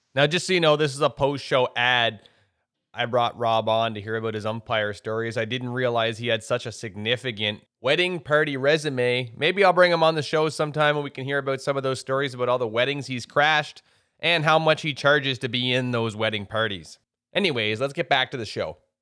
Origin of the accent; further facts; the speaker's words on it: Miramichi, New Brunswick, Canada; I grew up in Miramichi, New Brunswick